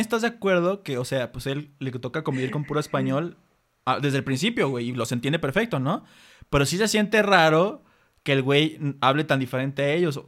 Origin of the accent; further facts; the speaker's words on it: Mexico; Aquí en México